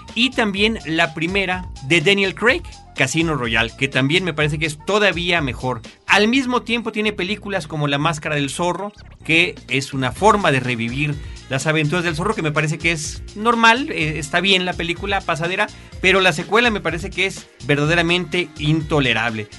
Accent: Mexico; nuestro país, que es México

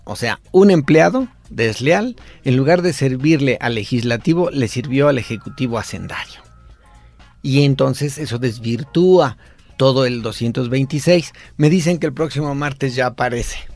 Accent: Michoacán, Mexico; now in Mexico City, Mexico; yo soy de Michoacán, me establecí aquí

